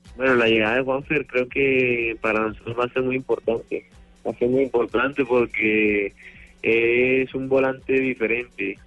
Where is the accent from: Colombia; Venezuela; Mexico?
Colombia; now in Argentina